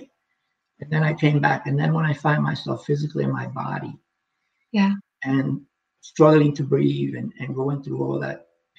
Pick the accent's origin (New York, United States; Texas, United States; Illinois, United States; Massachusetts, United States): New York, United States; New York City; now in Okanagan, Canada; I'm from New York City, where what I know is just a bunch of buildings and the concrete jungle